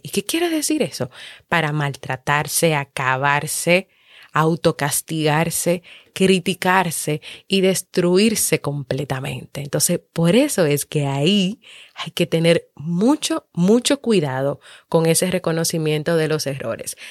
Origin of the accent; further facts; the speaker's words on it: Dominican Republic; aquí en mi país, República Dominicana